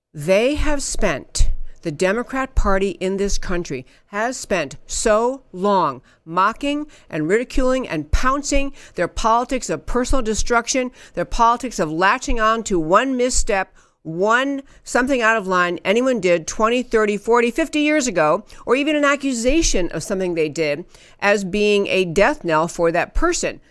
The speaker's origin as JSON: {"language": "English", "region": "upstate New York", "country": "United States", "tie": "born or raised there", "said": "I grew up in upstate New York"}